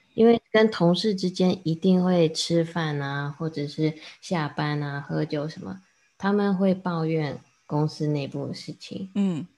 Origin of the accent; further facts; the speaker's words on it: Taiwan; Chinese is a second language; also born or lived in United States; 我刚刚也是在美国成长的，然后后来到 二三年级回台湾。然后那时候我，呃，不，不太会讲中文，讲得不太好